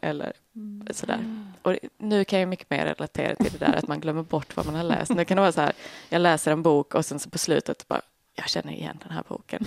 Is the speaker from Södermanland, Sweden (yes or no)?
no; Skåne, Sweden; Jag är första generationens skåning. Båda mina föräldrar är uppifrån landet